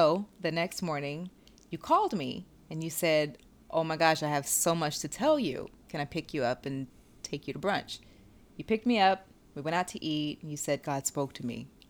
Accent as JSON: {"language": "English", "region": "the South", "country": "United States", "said": "I'm from the South."}